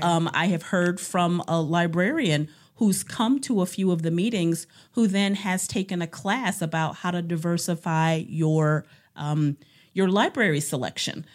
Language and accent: English; Cleveland, Ohio, United States; moved away as an adult; now in Cedarburg, United States; I am from Cleveland, Ohio